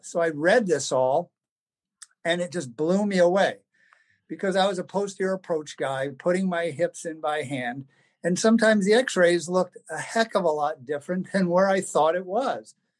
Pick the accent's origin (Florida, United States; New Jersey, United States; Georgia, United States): New Jersey, United States; moved away as an adult; also born or lived in Delaware / Los Angeles, California; now in Illinois, United States; I'm from New Jersey originally, so living in the Midwest was a, a bit of a change